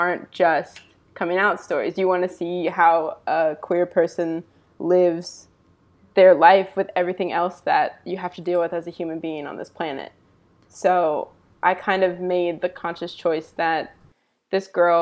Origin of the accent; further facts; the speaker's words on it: East Coast, United States; now in Los Angeles, United States; I'm from the East Coast originally, but now I live out adjacent to Los Angeles